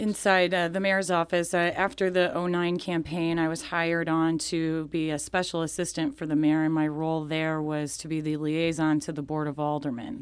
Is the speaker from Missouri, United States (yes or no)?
yes; South County, Missouri, United States; I did grow up here in South County